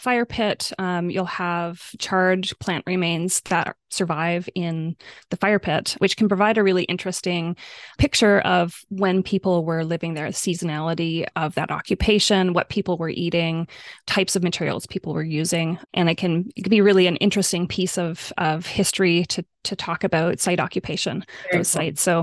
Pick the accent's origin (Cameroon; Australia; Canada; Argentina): Canada; Horsefly, British Columbia; growing up in Horsefly